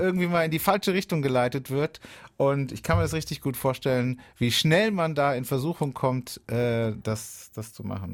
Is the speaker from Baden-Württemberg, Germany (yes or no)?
yes; Oberkirch, Baden-Württemberg, Germany; moved away; Das war lange Zeit ja, mein, meine, meine Heimat. Ich war da viel unterwegs in Oberkirch